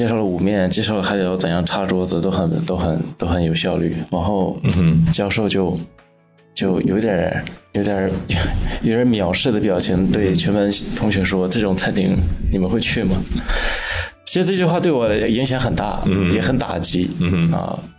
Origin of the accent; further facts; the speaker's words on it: Inner Mongolia, China; moved away as an adult; now in Las Vegas, United States; 呃，我是内蒙古人，我是九四年生。我住在拉斯维加斯久一点，